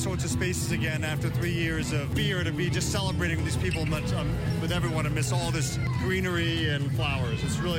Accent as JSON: {"language": "English", "town": "Philadelphia", "region": "Pennsylvania", "country": "United States", "said": "We're from West Philly."}